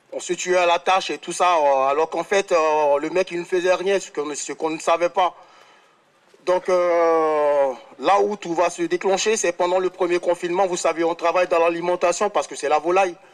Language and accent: French; France; Moi, je suis chez moi, je suis français.